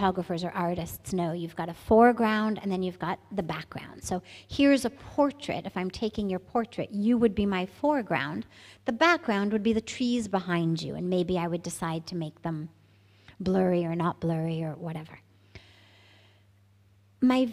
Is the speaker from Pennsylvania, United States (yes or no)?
no; Los Angeles, California, United States; moved away as an adult; also born or lived in San Francisco Bay Area / India; I'm from California. I grew up in Los Angeles, and I lived there till I was 17